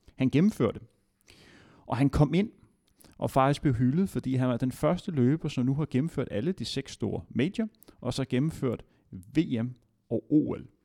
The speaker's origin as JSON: {"language": "Danish", "country": "Denmark", "said": "som dansker"}